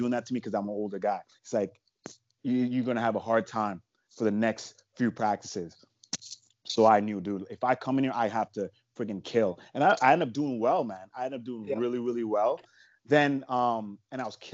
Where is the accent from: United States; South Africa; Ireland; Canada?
Canada; I'm from Canada